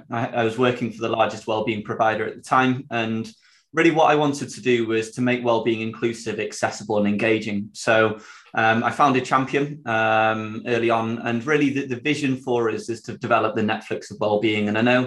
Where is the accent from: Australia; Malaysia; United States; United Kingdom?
United Kingdom; Sheffield, Yorkshire and the Humber; accent: Yorkshire; I'm from Sheffield